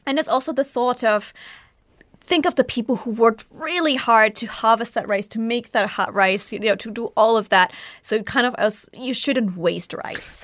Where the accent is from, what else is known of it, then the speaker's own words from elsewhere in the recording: Bavaria, Germany; now in Japan; you can tell I come from Bavaria